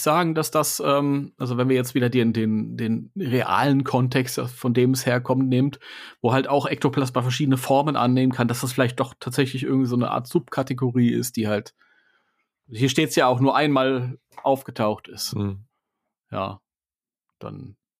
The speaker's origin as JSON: {"language": "German", "country": "Germany", "said": "bei uns in Deutschland"}